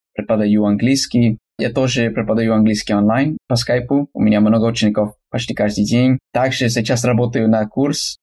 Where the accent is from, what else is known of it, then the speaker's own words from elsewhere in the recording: California, United States; Russian is a second language; я американец из Калифорнии, живу на юге Калифорнии, два часа от Лос-Анджелеса на восток